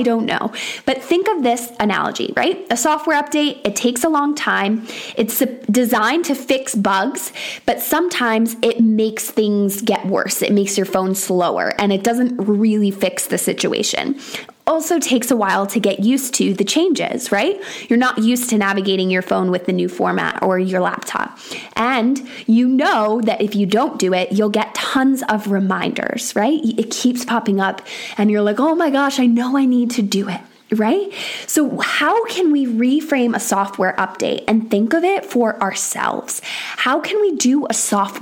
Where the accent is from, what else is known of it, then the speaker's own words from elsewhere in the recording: Syracuse, New York, United States; now in England, United Kingdom; I am originally from Syracuse, New York, which is one of the top 10 snowiest cities in America. So when I say that I grew up with snow